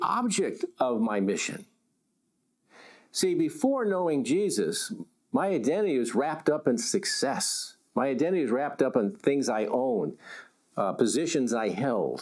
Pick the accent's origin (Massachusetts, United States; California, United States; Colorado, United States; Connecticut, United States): Connecticut, United States; I grew up in Connecticut. I was what you would call a New England WASP.